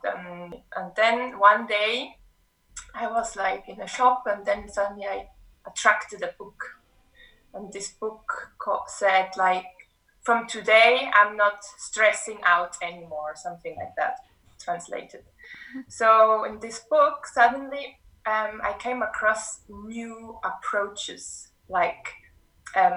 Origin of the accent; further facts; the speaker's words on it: Switzerland; moved away as an adult; also born or lived in Martinique; now in Cape Town, South Africa; I grew up in Switzerland.